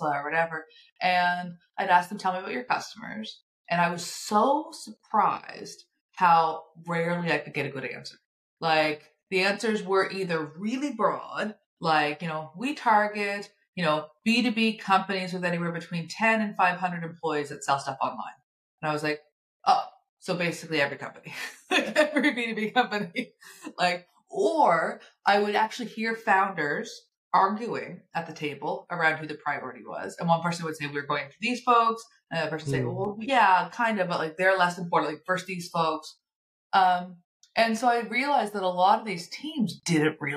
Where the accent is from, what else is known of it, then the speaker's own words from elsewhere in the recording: Nova Scotia, Canada; I'm from Nova Scotia, so we're both in Canada.